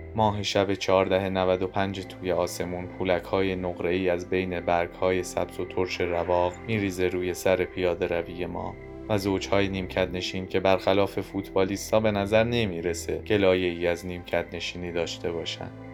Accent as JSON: {"language": "Persian", "town": "Tehran", "region": "Tehran Province", "country": "Iran", "tie": "born or raised there", "said": "من متولد بیمارستان پارسم متولد بولوار کشاورز همه مسیرهام همیشه ختم شدن به همون حوالی"}